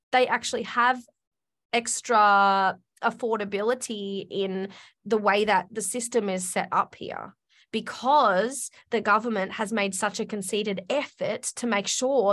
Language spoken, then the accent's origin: English; Australia; I'm Australian